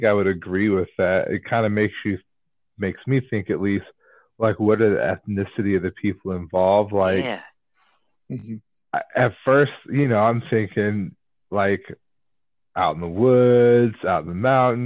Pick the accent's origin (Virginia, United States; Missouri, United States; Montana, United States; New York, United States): Virginia, United States; Newport News; I'm city boy from Newport News, Virginia, going up to Michigan farmland